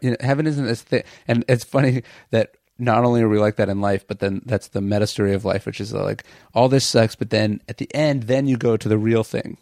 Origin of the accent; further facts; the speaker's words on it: Sacramento, California, United States; I grew up in Sacramento